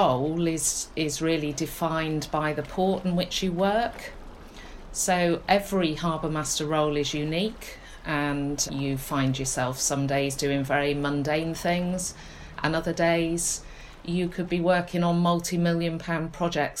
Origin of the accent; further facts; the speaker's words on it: Polperro, South West England, United Kingdom; moved away as an adult; now in Looe, United Kingdom; I grew up in Polperro